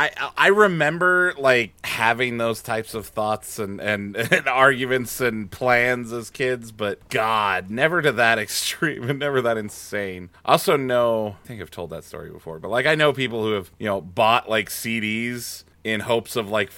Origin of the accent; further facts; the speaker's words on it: Wyoming, United States; I've been around horses. I'm from Wyoming.